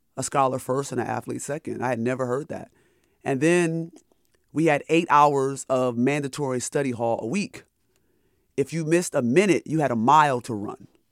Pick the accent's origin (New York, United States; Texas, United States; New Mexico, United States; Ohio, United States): New York, United States; Rochester; So, I'm from upstate New York. I'm from Rochester, New York